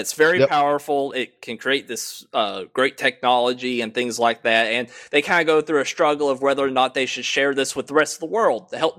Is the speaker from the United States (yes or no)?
yes; Tennessee, United States; I'm from good old Tennessee, the southeastern portion. You know, we love our gun rights. We love our women.